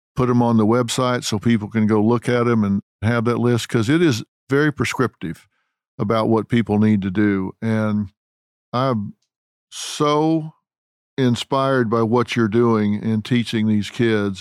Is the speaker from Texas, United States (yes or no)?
yes; Texas, United States; I'm from Texas